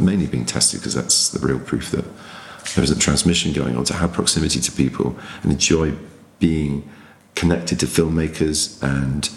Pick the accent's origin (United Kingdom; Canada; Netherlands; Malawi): United Kingdom; England